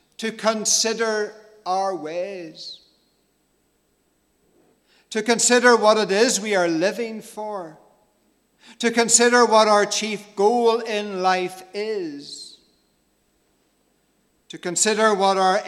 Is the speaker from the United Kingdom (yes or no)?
yes; Cookstown, Northern Ireland, United Kingdom; also born or lived in Magherafelt, County Londonderry / Dungannon / Ballymaguigan, County Londonderry; I grew up in my childhood days, living just outside the town of Cookstown in County Tyrone.